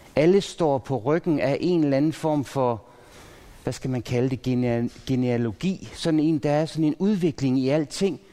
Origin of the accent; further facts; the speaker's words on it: Pandrup, North Denmark Region, Denmark; jeg er vokset op i Pandrup